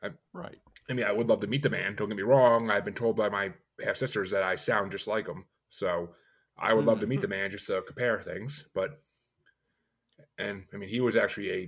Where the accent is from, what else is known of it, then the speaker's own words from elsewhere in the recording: New York, United States; now in Massachusetts, United States; I'm in Massachusetts now, but I grew up in New York.